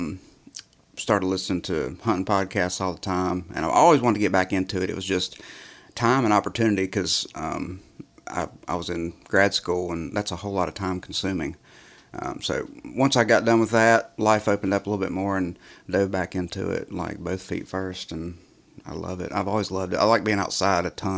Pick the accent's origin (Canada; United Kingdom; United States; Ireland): United States; West Virginia; I grew up in West Virginia in the mountains